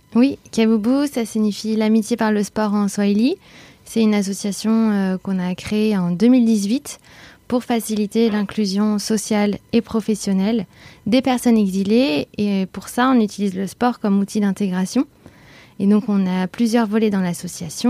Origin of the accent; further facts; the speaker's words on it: Bordeaux, Nouvelle-Aquitaine, France; moved away as an adult; now in Paris, France; je suis originaire de Bordeaux et j'habite à Paris depuis 6 ans